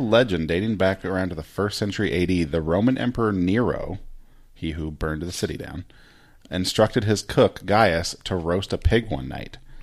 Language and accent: English; United States; I'm American